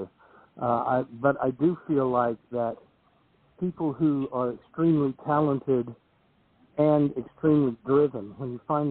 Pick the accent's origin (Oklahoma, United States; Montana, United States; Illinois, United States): Oklahoma, United States; moved away as an adult; now in Los Angeles, United States; I came out from Oklahoma